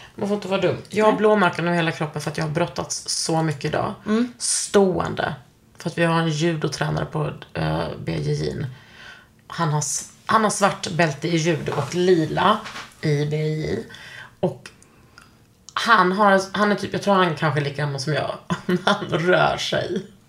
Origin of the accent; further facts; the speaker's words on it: Gunnesbo, Skåne, Sweden; Jag är från Gunnesbo. Det var inte så jävla kul att växa upp där